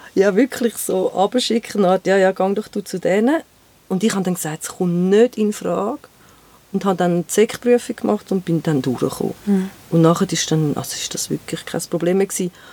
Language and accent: German; Rümlang, Zurich, Switzerland; now in Geneva, Switzerland; Ich bin in Römlang aufgewachsen